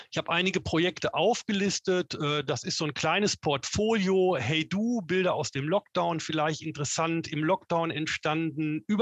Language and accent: German; North Rhine-Westphalia, Germany; ich komme ursprünglich aus Westfalen. Da sagt man, geht nicht, gibt's nicht.